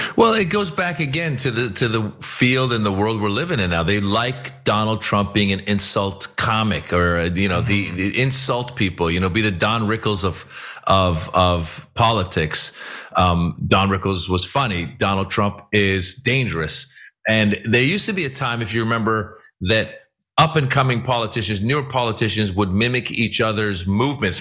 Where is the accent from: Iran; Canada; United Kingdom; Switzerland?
Iran; now in United States; I'm from Iran. I, am an immigrant.